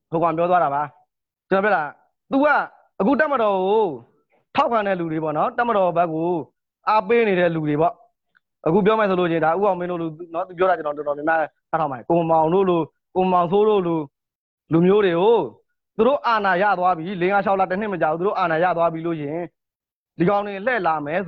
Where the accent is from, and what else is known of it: Myanmar